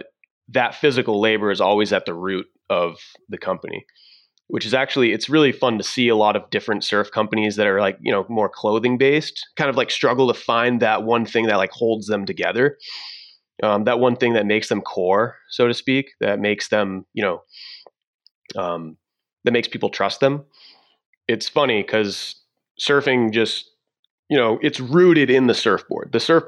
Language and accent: English; Massachusetts, United States; Yeah. So I'm from Southern Massachusetts actually.